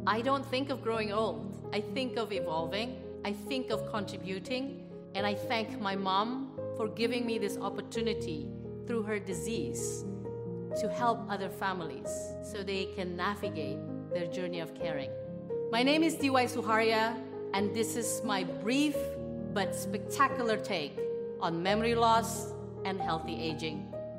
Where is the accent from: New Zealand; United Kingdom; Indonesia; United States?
Indonesia; Jakarta; also born or lived in Australia; I grew up in Jakarta, Indonesia.